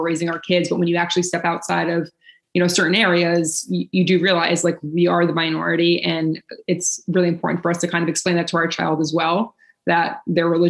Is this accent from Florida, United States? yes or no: yes; Boca Raton, Florida, United States; also born or lived in Wellington, Florida; I grew up in Wellington and Boca